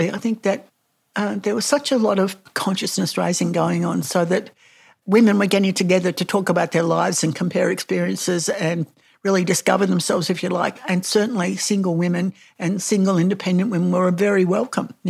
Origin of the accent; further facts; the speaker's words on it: Melbourne, Victoria, Australia; When I grew up here in Abbotsford, which is part of Collingwood, really the whole, it was, you know, people called it a slum.